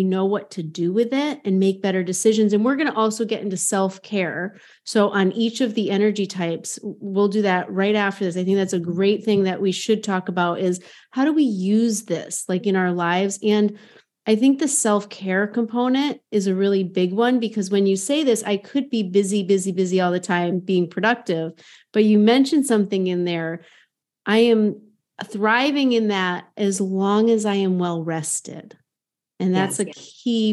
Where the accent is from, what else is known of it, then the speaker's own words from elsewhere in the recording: near Hartford, Connecticut, United States; growing up near Hartford, the insurance capital of the world